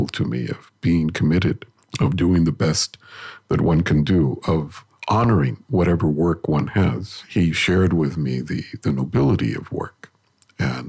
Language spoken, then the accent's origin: English; Los Angeles, California, United States; first language Spanish; English is a second language; The neighborhood I grew up in, which is in Boyle Heights, near the General Hospital